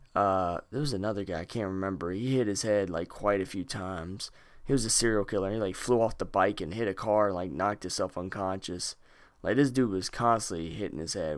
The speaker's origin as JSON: {"language": "English", "region": "North Carolina", "country": "United States", "said": "Lexington, North Carolina. Ooh, my home state"}